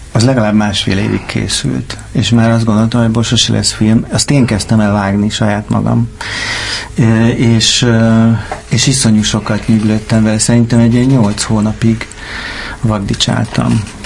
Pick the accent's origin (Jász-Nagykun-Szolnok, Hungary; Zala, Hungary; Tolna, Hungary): Zala, Hungary; Keszthely; Én vidéken nőttem fel Keszthelyen, ez egy kisváros